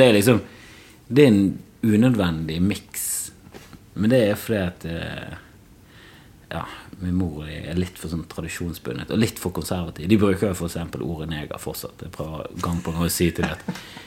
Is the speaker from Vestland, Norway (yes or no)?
yes; Bergen, Vestland, Norway; jeg er fra Bergen.